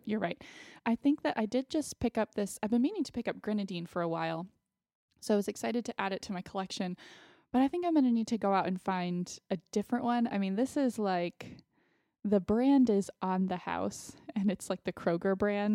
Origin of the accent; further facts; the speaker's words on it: Austin, Texas, United States; moved away as an adult; also born or lived in Connecticut; growing up in Austin, I have, I do still have some friends from, uh, elementary school